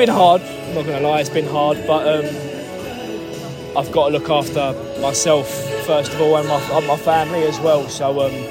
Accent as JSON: {"language": "English", "town": "Maidstone", "region": "South East England", "country": "United Kingdom", "tie": "born or raised there", "said": "it's my hometown club"}